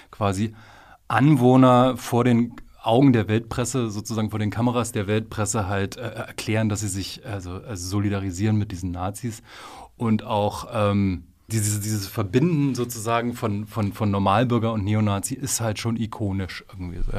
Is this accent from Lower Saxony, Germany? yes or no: no; Frankfurt, Brandenburg, Germany; In meiner Heimatstadt war es Frankfurt oder äh